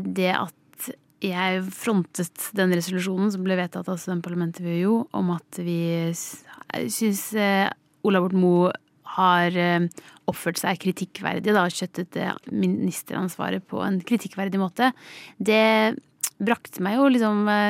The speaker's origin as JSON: {"language": "Norwegian", "town": "Skiptvet", "region": "Østfold", "country": "Norway", "tie": "born or raised there", "said": "Jeg kommer fra Østfold, Skiptvet, en liten kommune i Østfold. Jeg vokste opp på gård"}